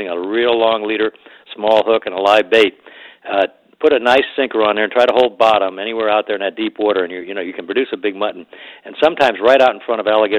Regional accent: Miami, Florida, United States; when I was young, growing up in Miami

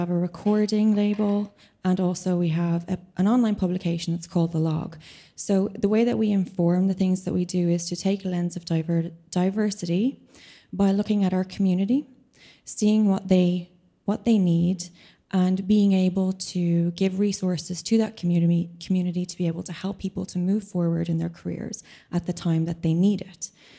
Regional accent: Ireland; I'm also an Irish composer.

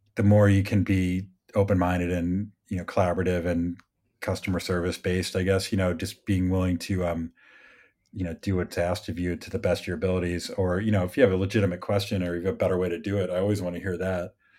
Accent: Midwest, United States; moved away; I grew up in the Midwest

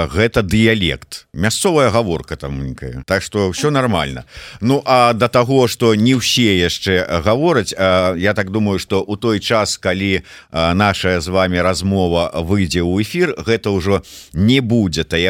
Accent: Belarus; але ж мы беларусы

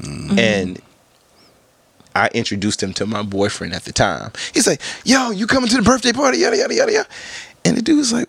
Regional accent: Richmond, Virginia, United States; moved away as an adult; now in New York, United States; I'm originally from Virginia, Richmond, Virginia. I'm a southern boy.

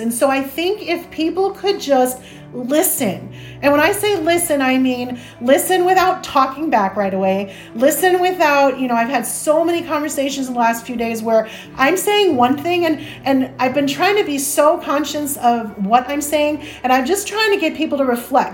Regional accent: Chicago, Illinois, United States; I grew up in Chicago

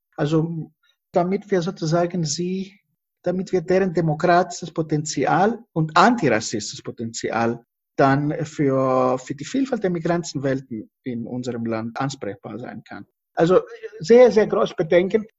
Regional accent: Greece; now in Germany; Ich fühle mich nicht verantwortlich als Grieche, genau das Gegenteil. Ich komme aus einer Familie, die Opfer von der Besatzung war

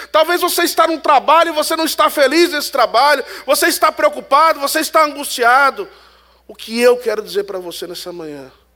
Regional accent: Northeast Region, Brazil; Eu sou do Nordeste

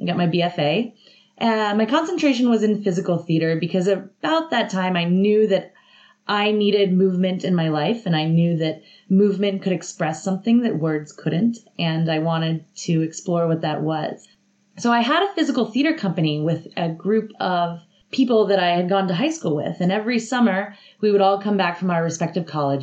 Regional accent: Atlanta, Georgia, United States; moved away as an adult; also born or lived in Athens, Georgia; I'm from Atlanta, so it was close to my family

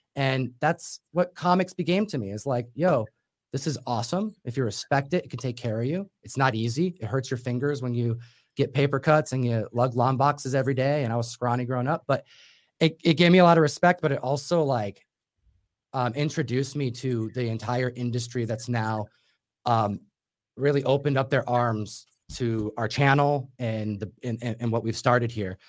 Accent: Buffalo, New York, United States; moved away; also born or lived in Seattle; Which is where I'm from as well.

